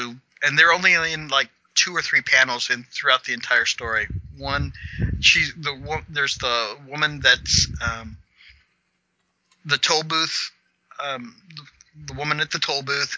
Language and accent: English; Kansas, United States; I'm from Kansas.